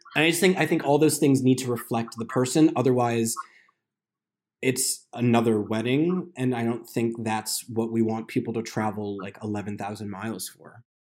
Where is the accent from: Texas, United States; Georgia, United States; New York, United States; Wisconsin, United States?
New York, United States; now in Los Angeles, United States; I'm from New York. We live in L